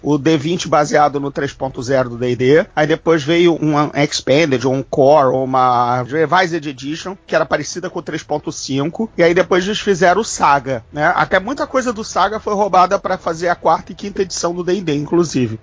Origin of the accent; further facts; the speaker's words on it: Rio de Janeiro, Brazil; Sendo carioca, né, morando aqui numa grande guerra civil com facções mafiosas